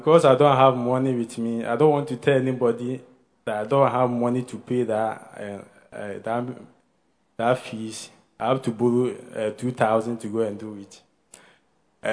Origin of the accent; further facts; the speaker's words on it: Kumasi, Ashanti, Ghana; now in Accra, Ghana; I'm from Kumasi, and I came here.